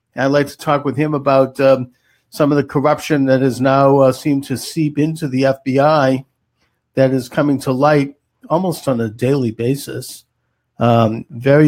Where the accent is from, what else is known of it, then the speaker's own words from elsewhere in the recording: Boston, Massachusetts, United States; Boston, which is my hometown